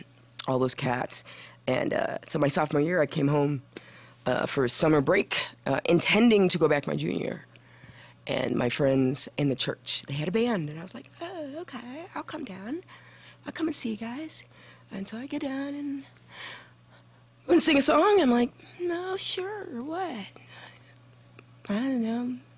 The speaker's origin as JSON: {"language": "English", "region": "Missouri", "country": "United States", "tie": "born or raised there", "said": "Everyone says I'm a Valley girl, but I grew up in Missouri."}